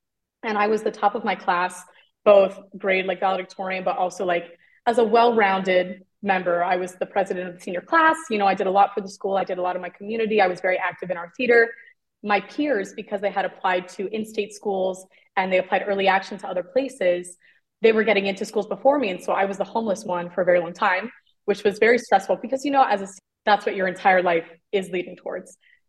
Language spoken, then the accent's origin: English; Vero Beach, Florida, United States; moved away as an adult; I'm from Vero Beach, Florida.